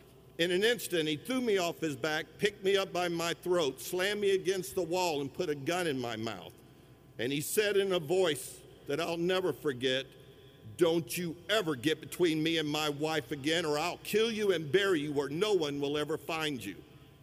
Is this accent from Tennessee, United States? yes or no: yes; Sweetwater, Tennessee, United States; I was born in 1962 in Sweetwater, Tennessee, and the first 7 years of my life were truly wonderful.